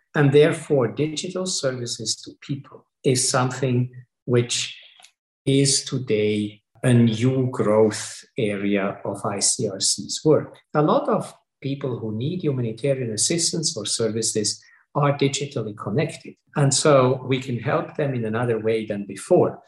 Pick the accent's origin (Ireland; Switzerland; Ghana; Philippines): Switzerland; I come from Switzerland